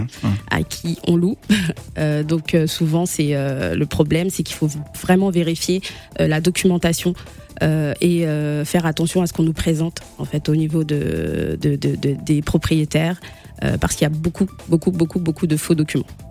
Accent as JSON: {"language": "French", "country": "DR Congo", "also_born_or_lived": "France", "moved": "yes", "said": "mon pays d'origine, euh, la République démocratique du Congo"}